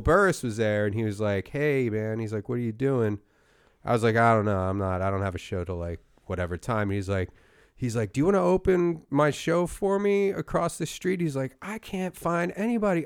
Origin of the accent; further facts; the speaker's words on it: Philadelphia, Pennsylvania, United States; my hometown of Philadelphia